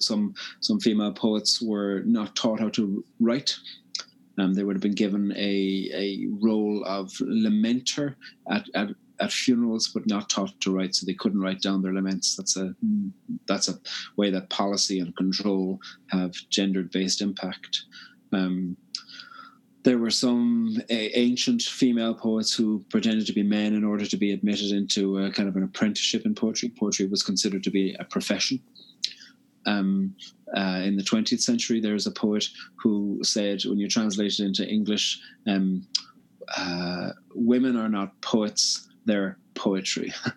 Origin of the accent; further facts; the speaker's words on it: Cork, Munster, Ireland; now in Belfast, United Kingdom; living in Belfast, I'm from Cork on the very south coast, but living in Belfast